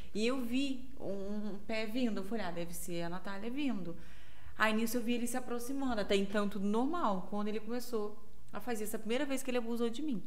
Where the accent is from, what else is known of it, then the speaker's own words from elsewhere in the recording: Viçosa, Minas Gerais, Brazil; also born or lived in Manhuaçu; now in Volta Redonda, Brazil; Eu sou nascida de Volta Redonda, uhum. mas nas, criada em Minas